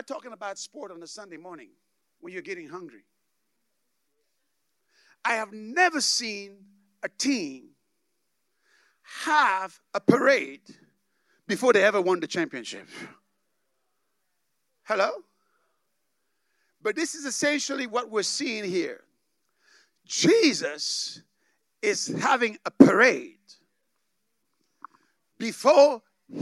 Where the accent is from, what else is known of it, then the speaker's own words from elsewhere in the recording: Dallas, Texas, United States; I come from Dallas